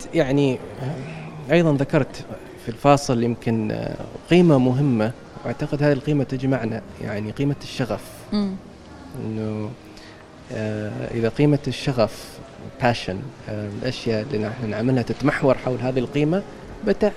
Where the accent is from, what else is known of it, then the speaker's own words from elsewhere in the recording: Oman; نحن كعمانيين وحبنا لعمان